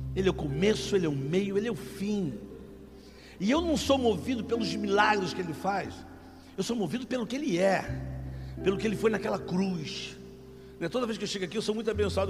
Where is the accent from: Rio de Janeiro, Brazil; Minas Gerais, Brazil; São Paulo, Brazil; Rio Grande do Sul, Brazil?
Rio de Janeiro, Brazil; sou carioca da gema